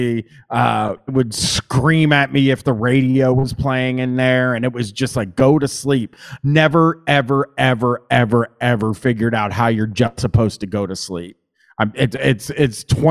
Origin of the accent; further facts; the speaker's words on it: Columbus, Ohio, United States; accent: Midwestern; I'm from Columbus